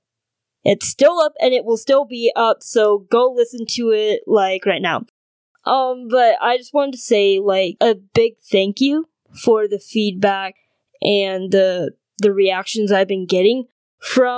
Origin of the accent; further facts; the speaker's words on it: North Dakota, United States; also born or lived in China; I was born in China and grew up in North Dakota